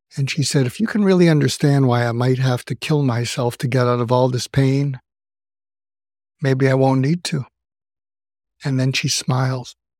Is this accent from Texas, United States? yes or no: no; outside of Boston, Massachusetts, United States; moved away as an adult; also born or lived in Los Angeles; I grew up outside of Boston.